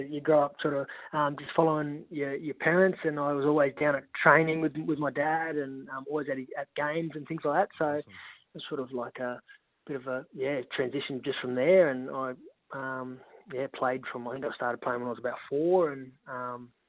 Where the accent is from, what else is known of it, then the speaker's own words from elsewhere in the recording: Katherine, Northern Territory, Australia; Mate, it was um, yeah, very small town. Um, everyone um, loves their loves their sport, loves their sort of fishing and, and hunting and, and that sort of thing. Um, there's about ten thousand people in Katherine, so grew up, um, yeah